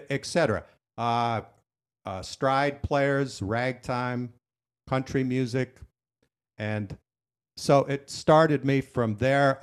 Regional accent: Dickinson, North Dakota, United States; I grew up in Dickinson, North Dakota, a very small rural

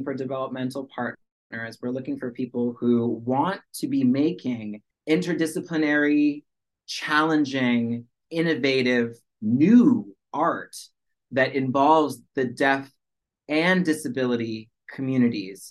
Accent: Washington, United States; first language American Sign Language; moved away as an adult; now in New York, United States; I grew up in Washington State, so like that's very far away from New York City.

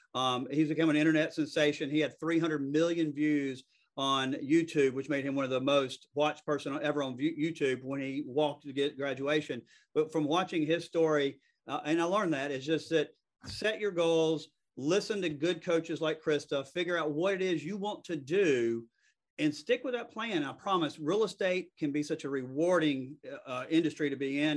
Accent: the South, United States; accent: Southern; I'm, I'm from the South. I mean, I, I, know it's hard to believe that this is a Southern accent, but it's a Southern accent.

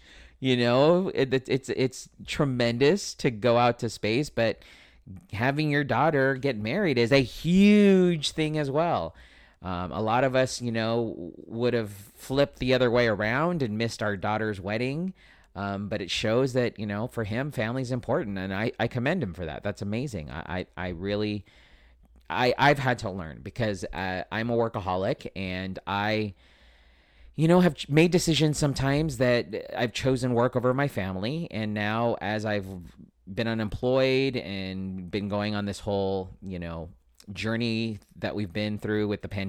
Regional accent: United States; because as a American, you should, you know, be following the whole presidential election.

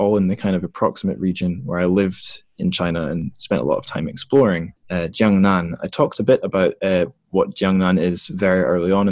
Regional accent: Scotland, United Kingdom; In the UK, I'm a Northern guy. I'm from Scotland.

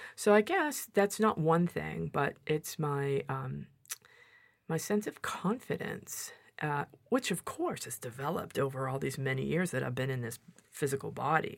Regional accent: Massachusetts, United States; moved away as an adult; also born or lived in Santa Barbara, California; I grew up here in Massachusetts

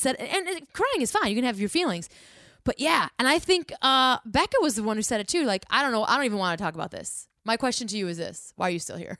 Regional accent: Midwest, United States; we're from the Midwest

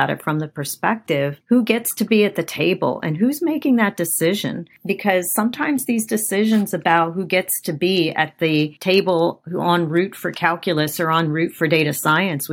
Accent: Afghanistan; moved away; I was born in Afghanistan, so I have a cultural background that's different from maybe some other people in our community

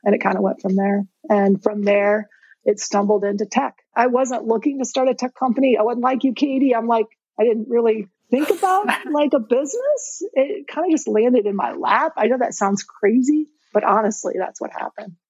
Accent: Indiana, United States; I'm born and raised in Indiana

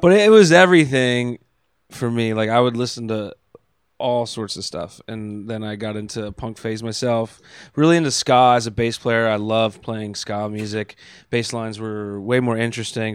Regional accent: York, Pennsylvania, United States; now in Pittsburgh, United States; I grew up in York, Pennsylvania, uh, just south of Harrisburg

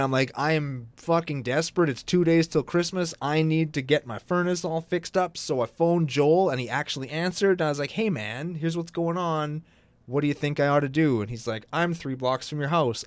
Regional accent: Canada; I'm Canadian

